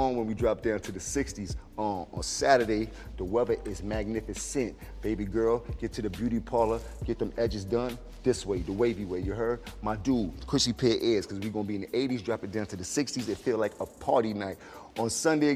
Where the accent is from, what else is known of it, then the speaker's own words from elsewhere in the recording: New York City, New York, United States; I am from Uptown